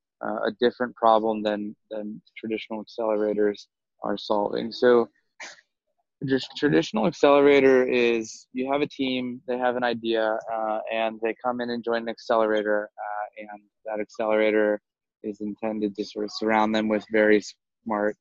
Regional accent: North Carolina, United States; moved away as an adult; also born or lived in Singapore / Southeast Asia; originally from the United States, I grew up in North Carolina

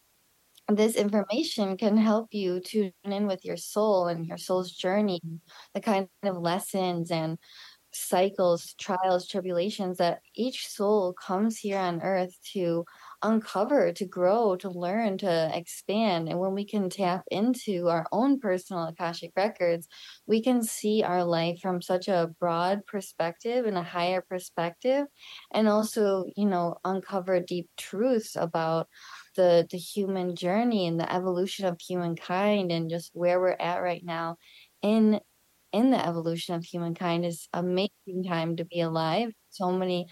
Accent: Chicago, Illinois, United States; also born or lived in Sedona, Arizona; now in Costa Rica; So I was born in Chicago. I was born in 1994. I was a home birth with my mother. She birthed me at home. And yeah, I grew up there.

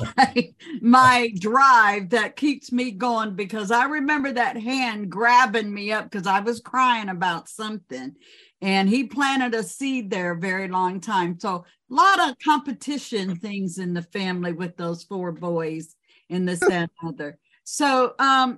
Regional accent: Grand Rapids, Michigan, United States; I was born and raised in Michigan, Grand Rapids, Michigan. So that is basically home

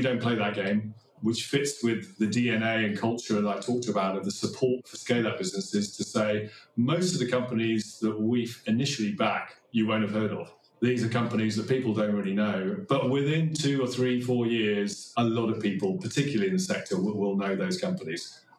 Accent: Kenya; born there; also born or lived in Nigeria / Thailand / Australia / Sweden; I was born in Kenya. I lived in Nigeria, Thailand, Australia, Sweden.

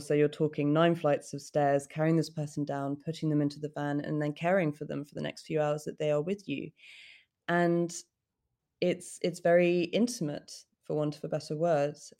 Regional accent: United Kingdom; for me to get through as a British woman

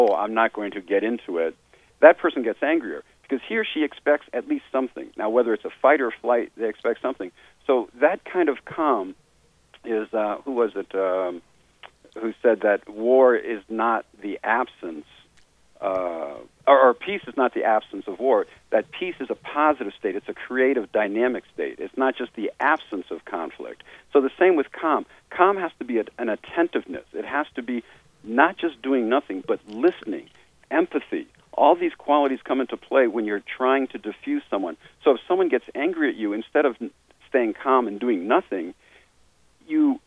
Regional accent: United States; I was from the United States

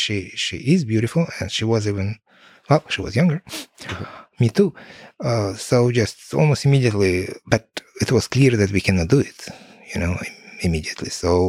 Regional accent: Kyiv, Ukraine; So, and I was from Kiev, and mom, she was, and she is from Middle Asia.

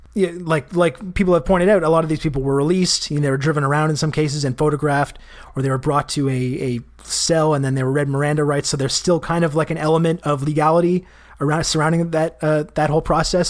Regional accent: Canada; I'm Canadian

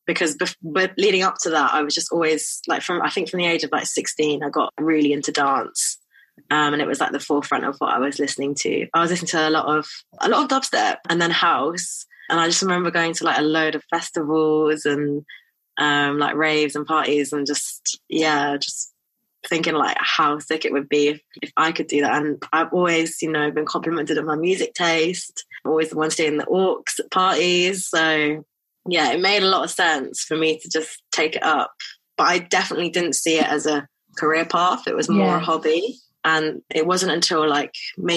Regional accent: London, United Kingdom; I grew up in South London.

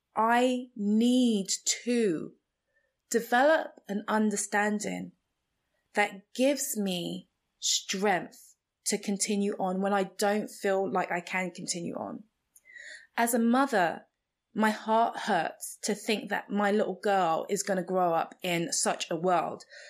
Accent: Nigeria; first language Igbo; English is a second language; Igbo, which is my native tongue in Nigeria

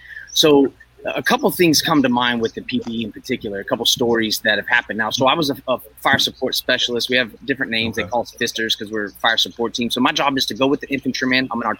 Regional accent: California, United States; So I grew up here in Northern California.

